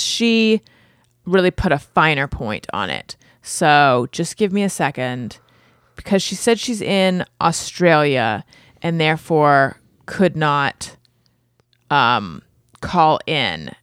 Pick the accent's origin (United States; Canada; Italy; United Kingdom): United States; Orange County, California; I grew up in Orange County, and that is where shitheads are